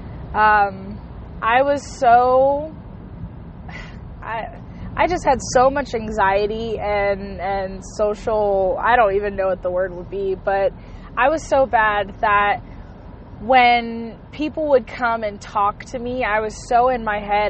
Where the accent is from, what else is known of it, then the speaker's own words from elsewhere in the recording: Hawaii, United States; I was born and raised in Hawaii